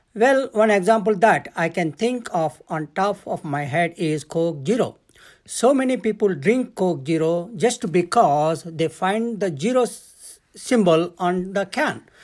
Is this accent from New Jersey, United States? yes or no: no; Cedar Rapids, Iowa, United States; I am from Cedar Rapids, Iowa